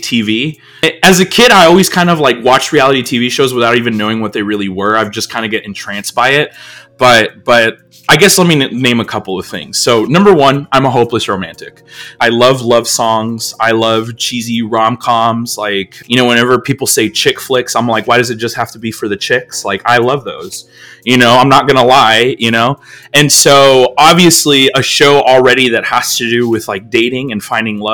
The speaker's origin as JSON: {"language": "English", "country": "United States", "said": "us as Americans, like, we have accents"}